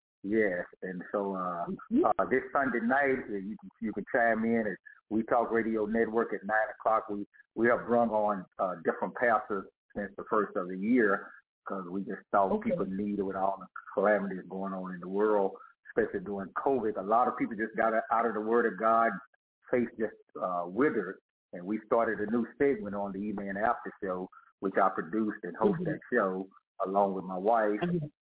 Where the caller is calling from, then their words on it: Dallas, Texas, United States; I'm calling from Dallas, Texas